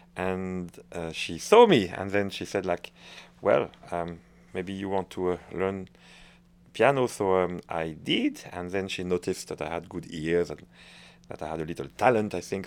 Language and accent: English; France; accent: French; English is a second language; moved away; also born or lived in Waterloo, Belgium; I'm a Frenchman